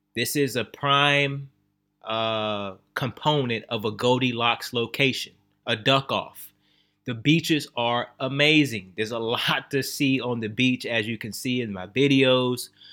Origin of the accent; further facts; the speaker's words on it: Texas, United States; also born or lived in Louisiana; I was born in Louisiana, raised in Texas